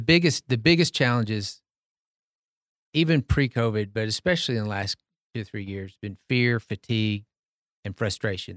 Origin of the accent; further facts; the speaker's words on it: Tyler, Texas, United States; I grew up in Tyler, Texas, a deacon's kid at Green Acres